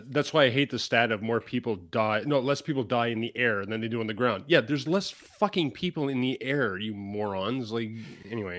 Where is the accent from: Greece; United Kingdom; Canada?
Canada; As a Canadian